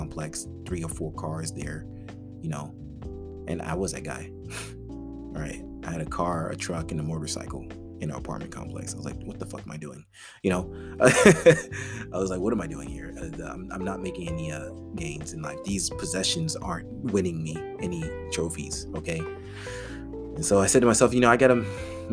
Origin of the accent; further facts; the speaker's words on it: New York City, New York, United States; now in North Texas, United States; I was raised in the Bronx, a Caribbean family, you know, immigrant family